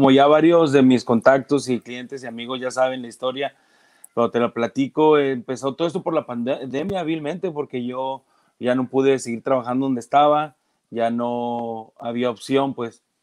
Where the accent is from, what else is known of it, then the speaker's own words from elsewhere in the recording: Mexico; Pues para qué le busco por otro lado si soy mexicano y es lo que, lo que más o menos sé hacer.